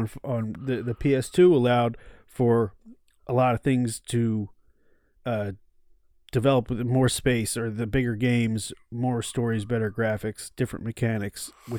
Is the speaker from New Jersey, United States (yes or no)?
yes; New Jersey, United States; I'm from New Jersey.